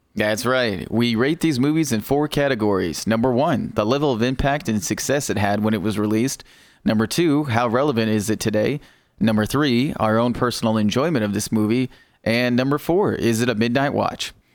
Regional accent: United States; I am American

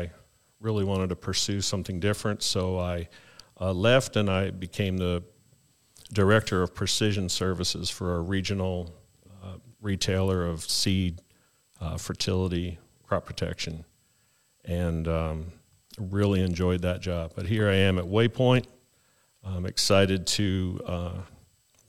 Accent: Canada; moved away as an adult; now in North Carolina, United States; I hail from Canada

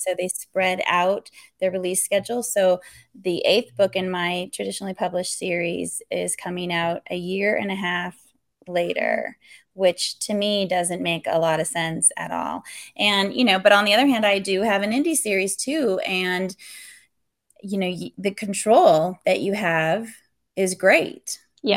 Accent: California, United States; moved away; also born or lived in Texas; I was born and raised in California, moved to Texas, and now we're here

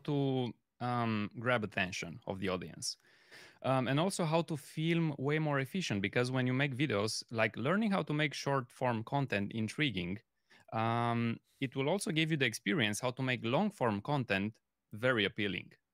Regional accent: Romania; moved away as an adult; now in Germany; I'm coming originally from Romania, but I'm living in Germany since the past six years

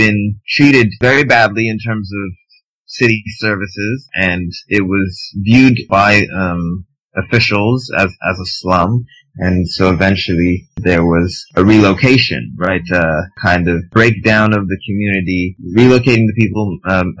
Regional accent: Canada; people don't know we're Canadian because, you know, we don't sound foreign enough

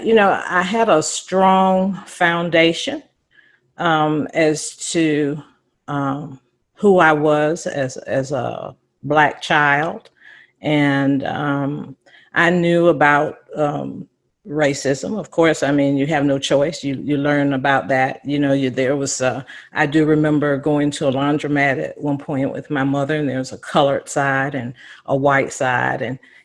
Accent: Belhaven, North Carolina, United States; I'd probably start out with my background growing up in Eastern North Carolina. I grew up in a small town called Belhaven, North Carolina.

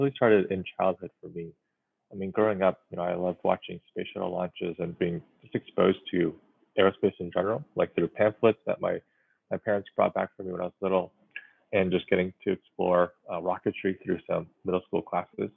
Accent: Silicon Valley, California, United States; growing up in Silicon Valley

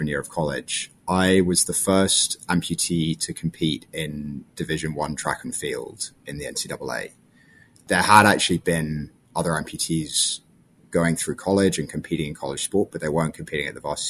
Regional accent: London, United Kingdom; moved away as an adult; also born or lived in South Africa; now in United States; I grew up in London and moved to the United States for college when I was 18

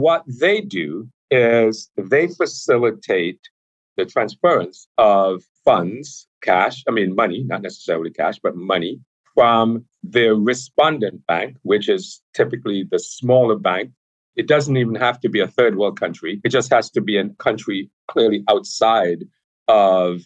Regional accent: Montserrat; I'm originally from a small island in the Caribbean called Montserrat.

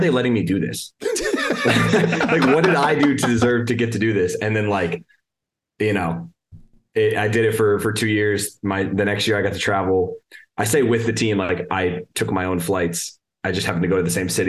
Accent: Louisville, Kentucky, United States; also born or lived in Indianapolis, Indiana; now in Cincinnati, United States; I'm from Louisville

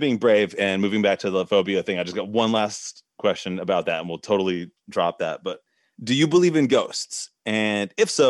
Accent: United States; I have Irish heritage. Obviously, I was born in the United States, but I have, you know, my ancestors are Irish.

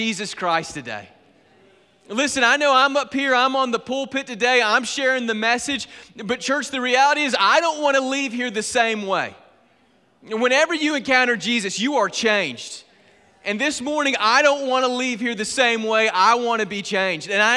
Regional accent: Griffin, Georgia, United States; I was born and raised in Griffin, Georgia, on the other side of Atlanta

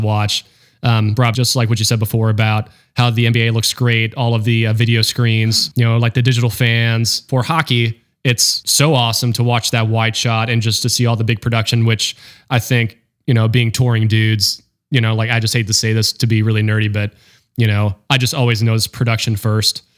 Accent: North Carolina, United States; also born or lived in Florida; I claim I'm from North Carolina

